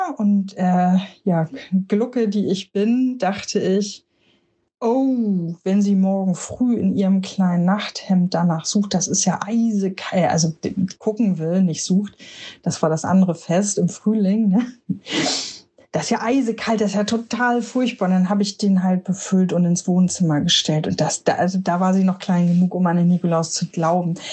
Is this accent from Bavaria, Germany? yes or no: no; Hamburg, Germany; Ich komme aus Hamburg